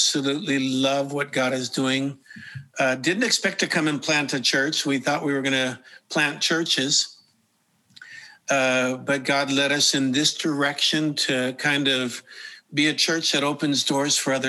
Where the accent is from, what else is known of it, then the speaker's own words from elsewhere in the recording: Los Angeles, California, United States; I grew up in Southern California, Los Angeles